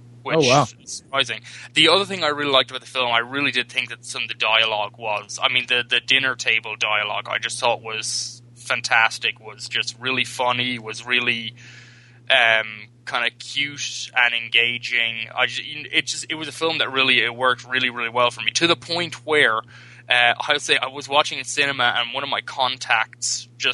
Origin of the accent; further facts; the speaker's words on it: Ireland; accent: brogue; now in Louisville, United States; speaking as an Irish person who moved to the U.S.